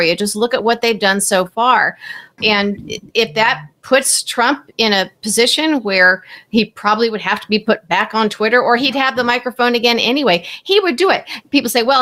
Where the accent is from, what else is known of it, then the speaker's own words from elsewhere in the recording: Peoria, Illinois, United States; I worked for Bob Michael, who was very much a moderate, because I'm from Peoria